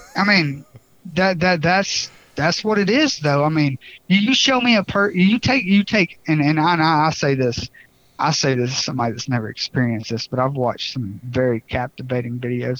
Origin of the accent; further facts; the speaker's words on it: Bartow County, Georgia, United States; I grew up in Bartow County, Georgia